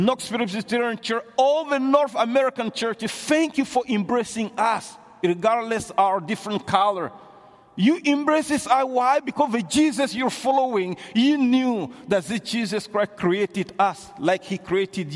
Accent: Mali; first language Bambara; English is a second language; moved away as an adult; now in Canada; growing up in Mali, I grew up with radio.

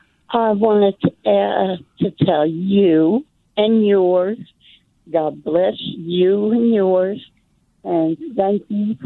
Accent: New Jersey, United States; now in Fort Worth, United States; I'm from New Jersey

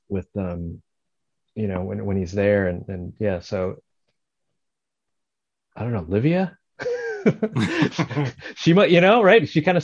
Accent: Bergen County, New Jersey, United States; I grew up in Jersey, so I grew up in, you know, in Bergen County too.

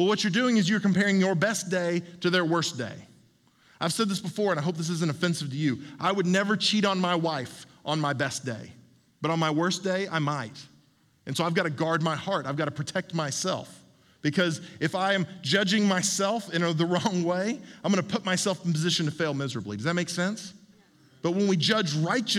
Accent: Oklahoma, United States; when I was a kid growing up in Oklahoma

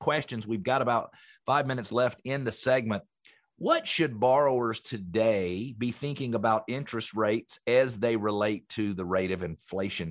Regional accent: Atlanta, Georgia, United States; I grew up here in Metro Atlanta, and I was in the landscaping business as a teenager

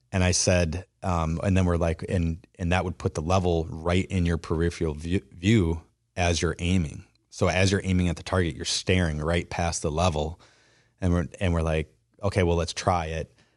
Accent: Wisconsin, United States; growing up in Wisconsin

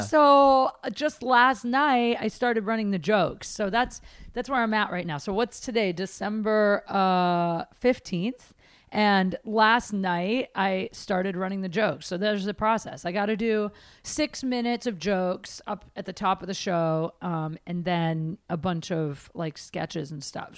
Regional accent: Midwest, United States; I'm from the Midwest.

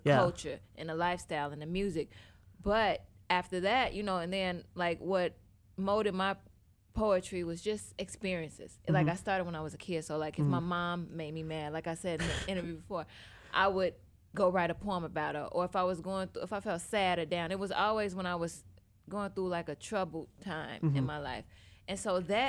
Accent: Chicago, Illinois, United States; I'm originally from Chicago. Born and raised here, South Side

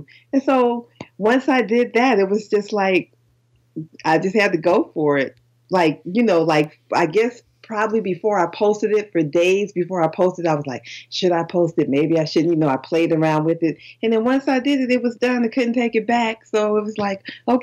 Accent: Chicago, Illinois, United States; I'm a gangster from Chicago

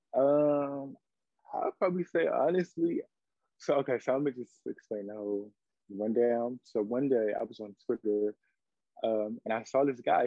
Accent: Washington, District of Columbia, United States; now in Atlanta, United States; I'm from Washington, D.C., but I currently reside in Atlanta, Georgia.

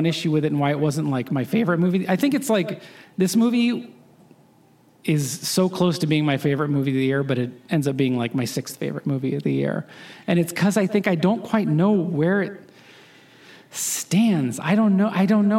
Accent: Phoenix, Arizona, United States; my hometown of Phoenix, Arizona

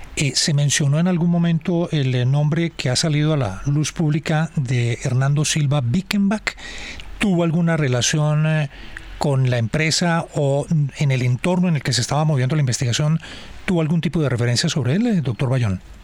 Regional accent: Colombia

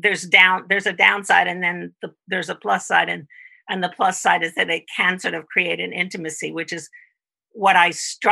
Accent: East Coast, United States; On the East Coast, up and down the Eastern Seaboard.

